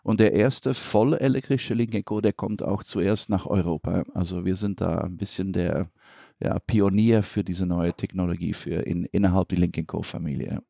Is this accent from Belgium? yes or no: yes; Belgium; ich bin Belgier